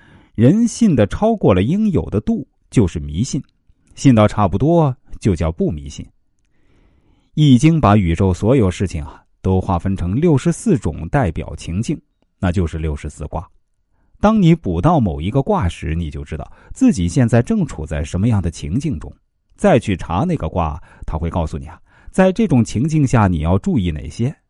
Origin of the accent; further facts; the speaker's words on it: China; 我们中国人不以成败论英雄啊，最典型的例子就是关公。